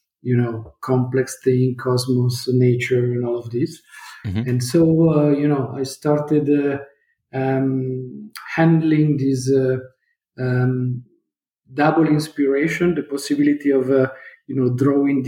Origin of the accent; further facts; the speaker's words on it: Turin, Piedmont, Italy; I was born in Italy. I'm Italian, in Torino